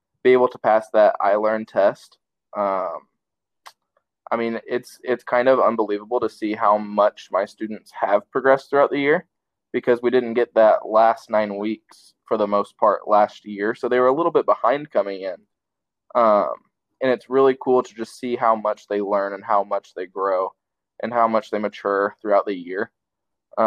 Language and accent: English; Salem, Indiana, United States; moved away; I grew up in a little town called Salem, Indiana